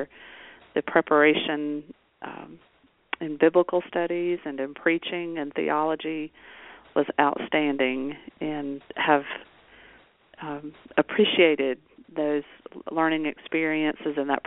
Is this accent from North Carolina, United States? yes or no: yes; Alexander County, North Carolina, United States; I'm native to North Carolina, so I grew up in Alexander County